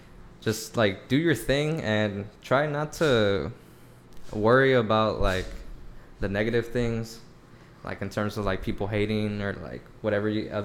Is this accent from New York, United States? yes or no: no; Long Beach, California, United States; Yeah, like, I was always from Long Beach.